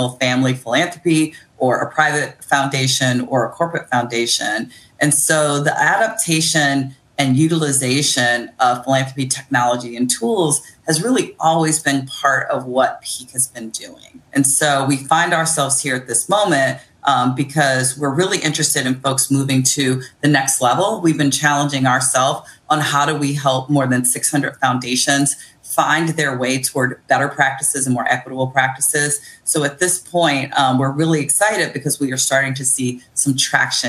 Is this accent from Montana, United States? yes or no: no; Akron, Ohio, United States; now in Baltimore, United States; I'm originally from Akron, Ohio, but I make my home in Baltimore on Piscataway land